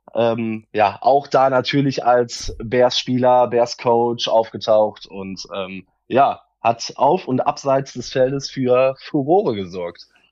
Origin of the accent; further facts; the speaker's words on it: Solingen, North Rhine-Westphalia, Germany; ich komme aus Solingen